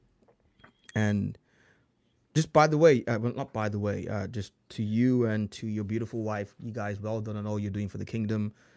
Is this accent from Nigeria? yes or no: yes; Lagos, Nigeria; English is a second language; moved away; I grew up in Nigeria in Lagos